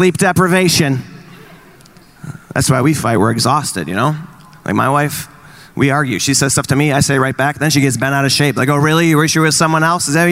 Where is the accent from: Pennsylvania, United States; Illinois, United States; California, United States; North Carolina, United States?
Illinois, United States; Chicago; I'm from Chicago